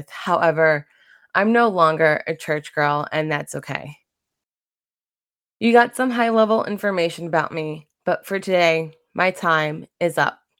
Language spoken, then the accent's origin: English; Brentwood, New York, United States; accent: Long Island; I'm a first gen Latina born and raised on Long Island. I don't have a Long Island accent except for when I say Long Island.